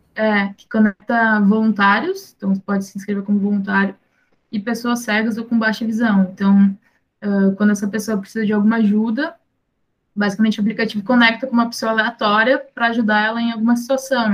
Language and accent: Portuguese; São Leopoldo, Rio Grande do Sul, Brazil; eu sou do Rio Grande do Sul, de São Leopoldo